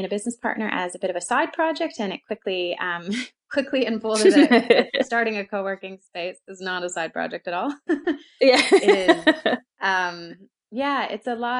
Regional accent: London, Ontario, Canada; accent: Canadian; moved away as an adult; also born or lived in Calgary, Canada; now in Auckland, New Zealand; I'm originally from Canada. So that's the Canadian accent, not American

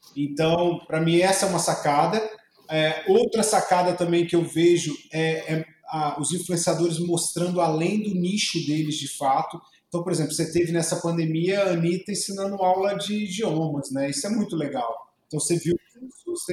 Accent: Juiz de Fora, Minas Gerais, Brazil; now in Palmas, Brazil; eu sou de Juiz de Fora e tenho muito orgulho de ser mineiro, porque Minas realmente é minha raiz total

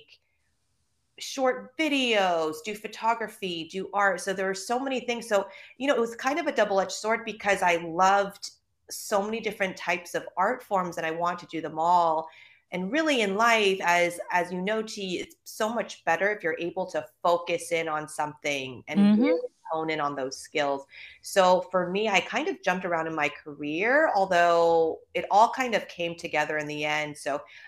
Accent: Los Angeles, California, United States; accent: Valley girl; moved away as an adult; also born or lived in New York; now in Los Angeles, United States; I am born and raised in California. I'm from Van Nuys, to be specific

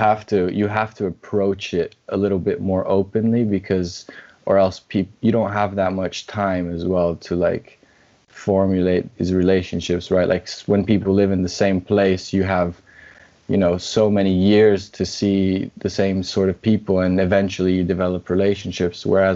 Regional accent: Brazil; also born or lived in Scotland; say I'm half Brazilian, half Scottish. Sometimes I say I'm just Brazilian. I don't usually go with I'm just Scottish because people just won't believe me.

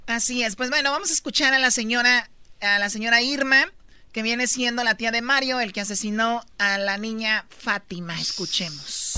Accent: Los Altos de Jalisco, Mexico; moved away; yo soy de los Altos de Jalisco

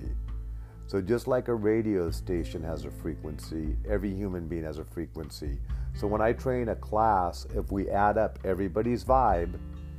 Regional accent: Alaska, United States; I grew up in Alaska

